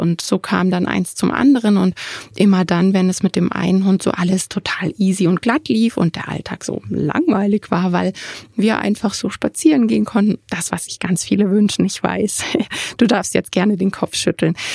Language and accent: German; Germany; bei uns in Deutschland